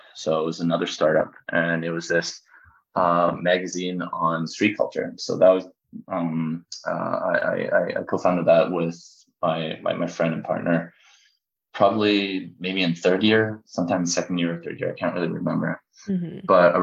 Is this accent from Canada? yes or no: yes; Richmond, British Columbia, Canada; I grew up in Canada